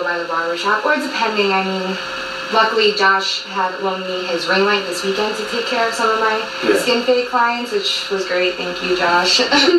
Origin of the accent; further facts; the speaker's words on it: Naugatuck, Connecticut, United States; a barbershop in Naugatuck, which is my hometown.